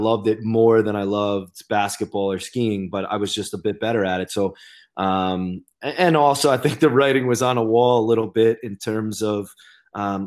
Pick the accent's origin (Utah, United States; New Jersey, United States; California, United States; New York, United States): New York, United States; Babylon; I started out in Babylon, which is my hometown